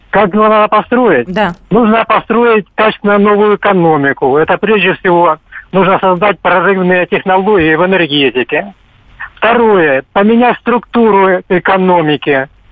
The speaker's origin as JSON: {"language": "Russian", "region": "Moscow Oblast", "country": "Russia", "said": "Я из Подмосковья"}